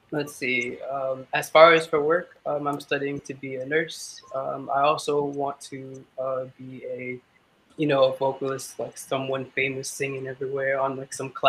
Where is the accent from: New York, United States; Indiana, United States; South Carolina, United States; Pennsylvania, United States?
New York, United States; Queens; I'm from Queens, New York.